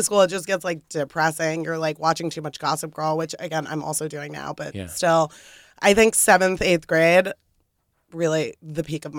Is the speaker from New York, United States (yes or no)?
yes; New York City, New York, United States; I grew up in the East Village.